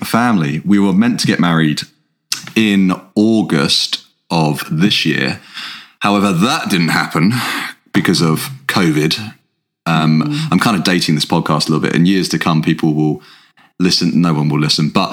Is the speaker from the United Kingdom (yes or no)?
yes; England, United Kingdom; We're an English guy and an Irish girl